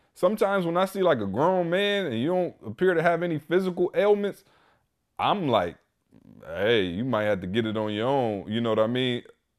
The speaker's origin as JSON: {"language": "English", "town": "Lansing", "region": "Michigan", "country": "United States", "lives_now": "Atlanta, United States", "said": "when I came from Lansing, and I'll be honest, Lansing just got panhandlers"}